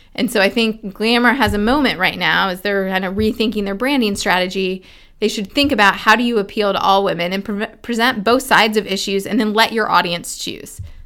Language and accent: English; Indiana, United States; my home state senator from Indiana